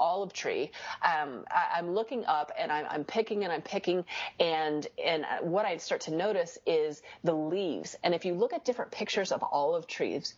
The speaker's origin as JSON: {"language": "English", "country": "United States", "said": "I'm an American"}